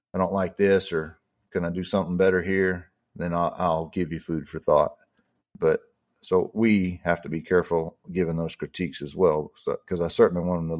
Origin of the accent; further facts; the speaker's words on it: Texas, United States; I'm from Texas